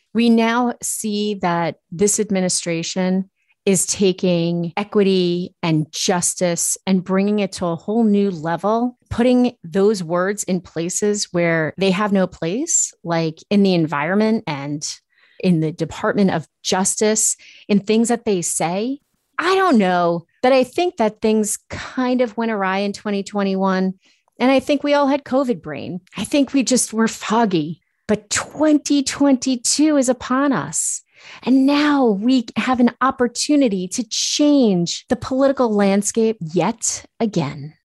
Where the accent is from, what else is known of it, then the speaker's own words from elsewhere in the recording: Massachusetts, United States; I'm from Massachusetts